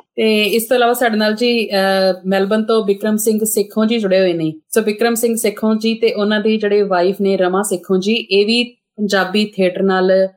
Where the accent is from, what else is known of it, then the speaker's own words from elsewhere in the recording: Amritsar, Punjab, India; moved away as an adult; now in Melbourne, Australia; ਅੰਮ੍ਰਿਤਸਰ ਜੇ ਮੈਂ ਜੰਮੀ ਪਲੀ ਹਾਂ